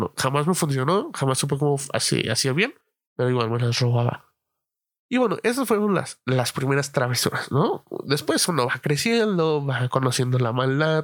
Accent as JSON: {"language": "Spanish", "region": "Mexico City", "country": "Mexico", "moved": "yes", "said": "todos los que somos de la Ciudad de México"}